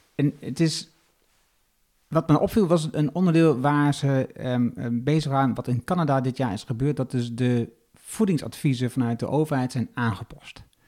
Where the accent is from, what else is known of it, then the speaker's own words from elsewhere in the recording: Twente, Overijssel, Netherlands; now in Achterhoek, Netherlands; ik kom uit Twente, woon nu in eh, ehm, eigenlijk de Limers, maar laten we zeggen de Achterhoek